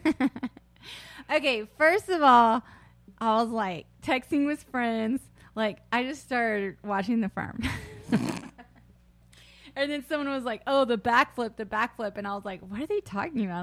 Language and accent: English; South Carolina, United States; also born or lived in Charleston, West Virginia; I grew up in South Carolina